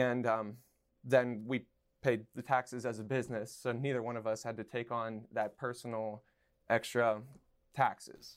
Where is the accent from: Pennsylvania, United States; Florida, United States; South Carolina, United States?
Pennsylvania, United States; Somerset; now in Pittsburgh, United States; back in my hometown of Somerset